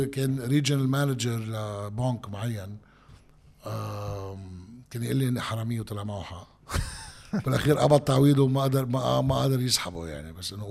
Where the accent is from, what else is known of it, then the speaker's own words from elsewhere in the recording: Sidon, South Governorate, Lebanon; وانا من صيدا يعني انا انا بعرف الفلسطينيه شو يعني بالنهايه الفلسطينيه بصيدا